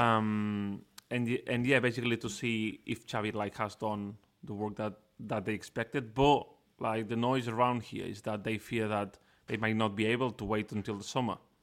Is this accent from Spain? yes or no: yes; Barcelona, Catalonia, Spain; also born or lived in Manchester; I am from Barcelona, I'm Catalan